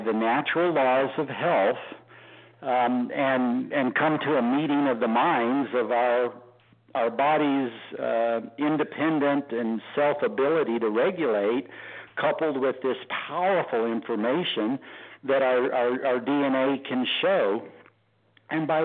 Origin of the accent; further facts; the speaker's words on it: Texas, United States; being a Texan